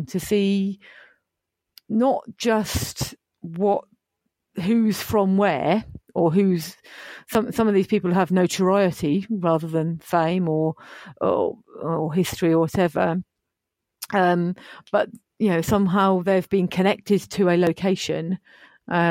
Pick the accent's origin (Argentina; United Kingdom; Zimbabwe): United Kingdom; Bedford, East of England; Bedford, which is my hometown